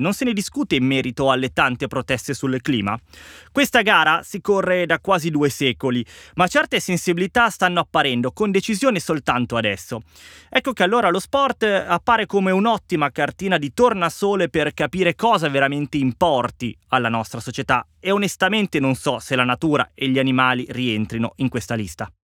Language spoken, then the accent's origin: Italian; Italy; per il mio paese